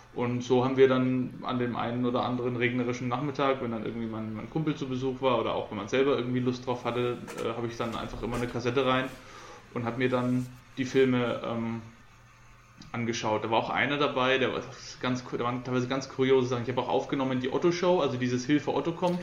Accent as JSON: {"language": "German", "town": "Coburg", "region": "Bavaria", "country": "Germany", "said": "bei uns in Coburg"}